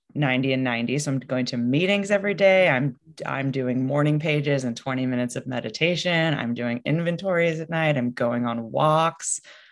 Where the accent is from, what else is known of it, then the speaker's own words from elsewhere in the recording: Northwest, United States; I'm from the Northwest, so I like to get outside.